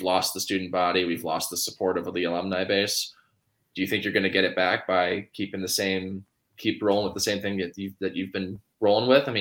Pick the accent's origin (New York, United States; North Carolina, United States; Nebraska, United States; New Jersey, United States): Nebraska, United States; Omaha; I'm from Omaha, like I've lived here my whole life.